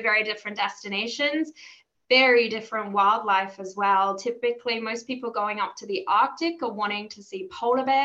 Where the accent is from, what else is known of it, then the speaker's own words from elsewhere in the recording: Australia; moved away as an adult; now in London, United Kingdom; I'm not from the UK. You might hear from my accent. I am Australian